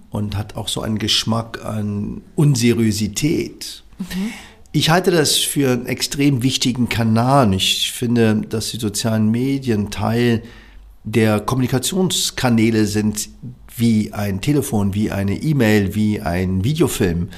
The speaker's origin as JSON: {"language": "German", "region": "Berlin", "country": "Germany", "tie": "born or raised there", "said": "Also ich bin ja im Wedding aufgewachsen"}